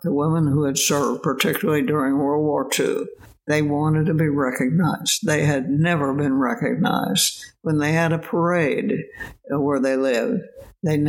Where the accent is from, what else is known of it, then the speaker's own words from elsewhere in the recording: Illinois, United States; moved away; Illinois, which was my home state